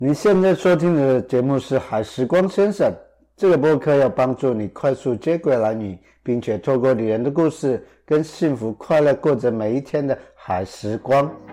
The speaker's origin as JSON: {"language": "Chinese", "area": "Orchid Island", "region": "Taitung County", "country": "Taiwan", "tie": "born or raised there", "said": "我是在兰尼国喝海水长大的"}